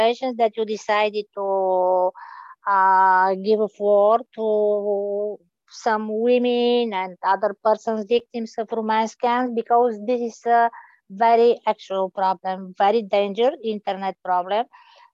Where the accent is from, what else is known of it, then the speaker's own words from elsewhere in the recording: Bulgaria; also born or lived in Chicago; Originally, I'm from Bulgaria